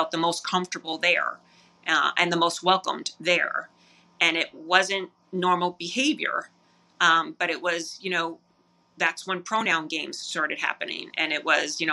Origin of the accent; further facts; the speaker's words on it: New York, United States; growing up in New York